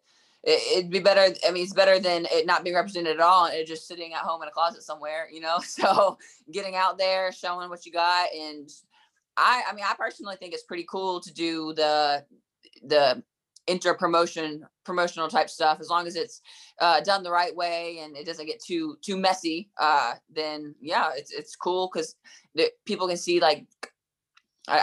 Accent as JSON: {"language": "English", "town": "Durham", "region": "North Carolina", "country": "United States", "tie": "born or raised there", "said": "I grew up in Durham, North Carolina"}